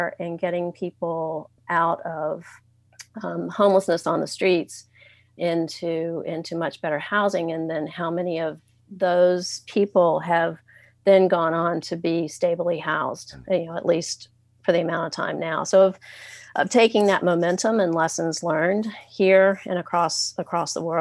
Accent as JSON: {"language": "English", "town": "Richmond", "region": "Virginia", "country": "United States", "tie": "born or raised there", "moved": "as an adult", "lives_now": "Seattle, United States", "said": "I was homeless for about 6 months in my hometown of Richmond, Virginia"}